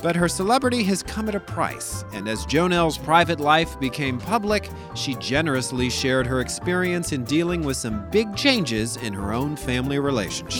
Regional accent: Louisiana, United States; moved away; I'm from Louisiana

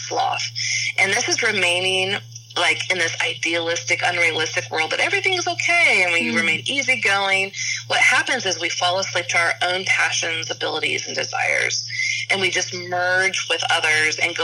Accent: Kansas City, Missouri, United States; where I grew up in Kansas City

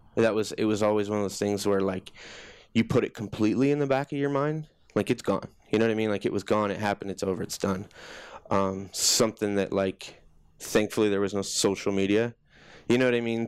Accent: Johnston, Iowa, United States; born or raised there

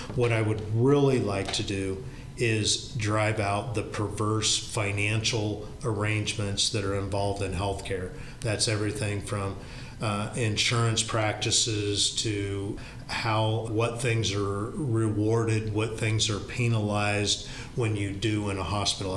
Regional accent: Knoxville, Iowa, United States; this is my hometown. This is where my parents and grandparents grew up. It's where, you know, we've raised our kids.

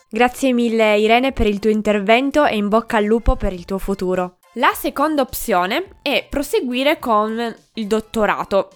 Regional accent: Piedmont, Italy; moved away as an adult; also born or lived in Turin; now in Aosta Valley, Italy; io sono piemontese e per comodità mi sono laureata a Torino

